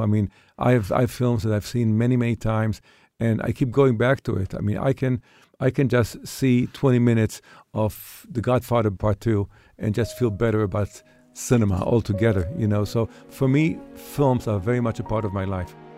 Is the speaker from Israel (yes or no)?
yes; Israel; moved away; I was an Israeli kid.